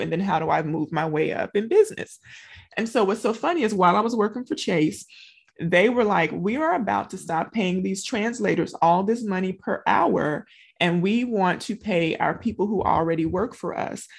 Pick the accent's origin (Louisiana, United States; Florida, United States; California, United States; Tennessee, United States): Louisiana, United States; moved away as an adult; now in Texas, United States; I'm from Louisiana